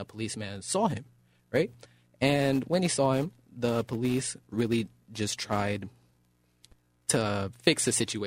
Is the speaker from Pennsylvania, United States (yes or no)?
no; Oakland, California, United States; now in Rancho Cordova, United States; born and raised in Oakland, California